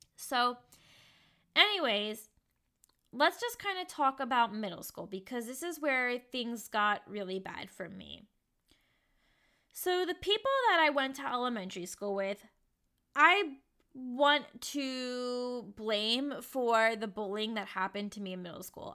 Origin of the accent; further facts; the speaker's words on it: Richmond, Virginia, United States; moved away as an adult; also born or lived in Kentucky; Richmond, Virginia has been a huge triggering place for me because I had a bad childhood